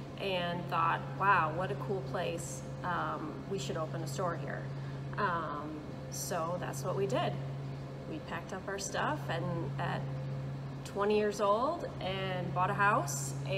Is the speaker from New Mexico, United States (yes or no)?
no; Holland, Michigan, United States; now in Manistee, United States; My husband and I grew up in Holland